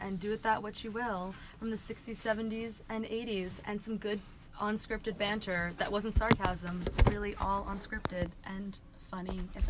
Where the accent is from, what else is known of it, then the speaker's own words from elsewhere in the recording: New Jersey, United States; I'm from New Jersey.